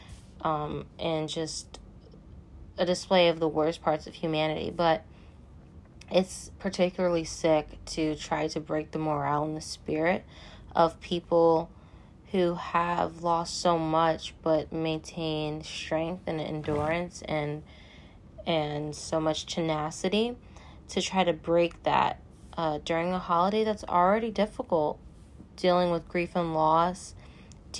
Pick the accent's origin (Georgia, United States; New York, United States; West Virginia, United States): New York, United States; New York City; my hometown of Staten Island